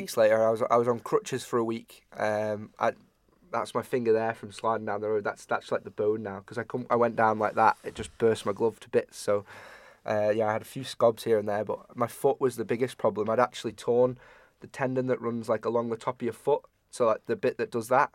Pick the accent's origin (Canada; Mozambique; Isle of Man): Isle of Man; Ramsey; we're from Ramsey